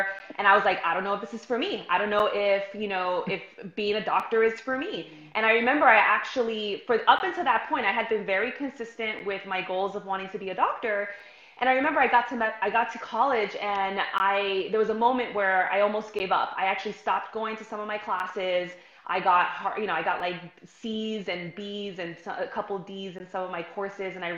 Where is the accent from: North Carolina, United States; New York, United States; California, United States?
New York, United States; New York City; I'm from New York City, grew up, born and raised